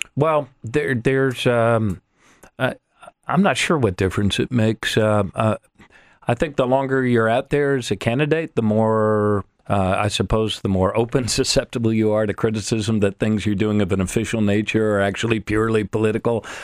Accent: United States; as an American

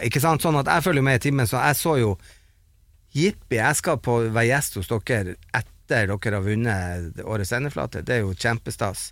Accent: Bodø, Nordland, Norway; vi som satt hjemme i Bodø

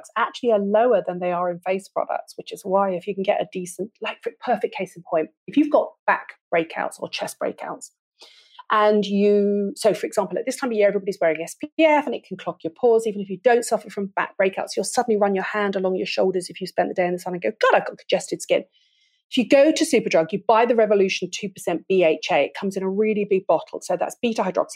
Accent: United Kingdom; I'm British

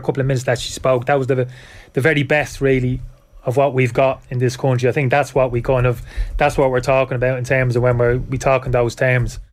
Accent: Ireland; we're lucky being Irish

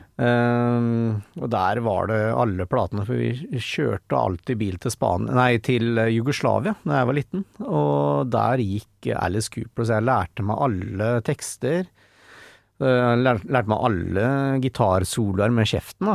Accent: Fredrikstad, Østfold, Norway; de fra Trosvik, der jeg bodde

